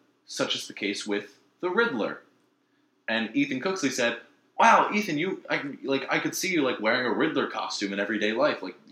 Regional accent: Maryland, United States; also born or lived in Alabama; I'm from Maryland, so I have the southern charm of both tea and whiskey

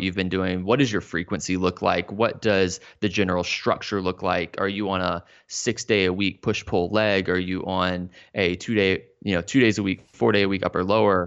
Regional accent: Dallas, Texas, United States; moved away as an adult; also born or lived in Austin, Texas; now in Florida, United States; grew up in the Dallas-Fort Worth area

